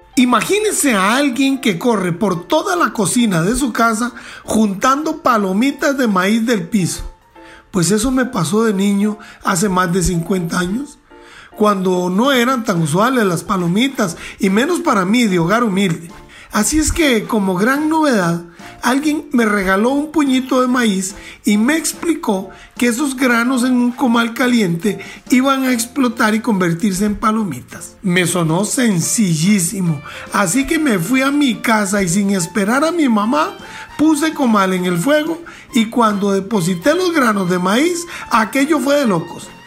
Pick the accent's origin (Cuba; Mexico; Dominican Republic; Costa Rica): Costa Rica; como costarricenses